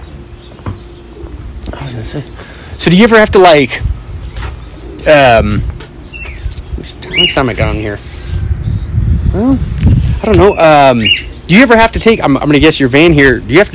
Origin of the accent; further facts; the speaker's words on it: Bay Area, California, United States; moved away; I'm from the Bay Area in California